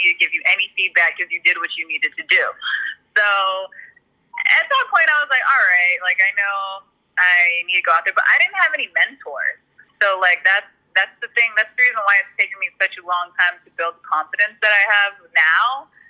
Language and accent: English; San Antonio, Texas, United States; moved away as an adult; also born or lived in Austin / Florida; now in California, United States; I'm a military kid, so I was born in Austin, and then we moved to Florida, and I moved to San Antonio when I was about 10, so I consider that my hometown.